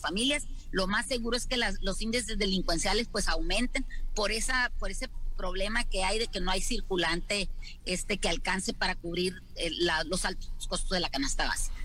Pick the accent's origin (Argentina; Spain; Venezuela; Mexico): Mexico